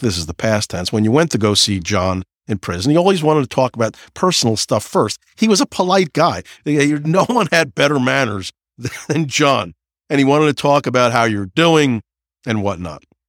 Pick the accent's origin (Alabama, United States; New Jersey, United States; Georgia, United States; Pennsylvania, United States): New Jersey, United States; I'm from New Jersey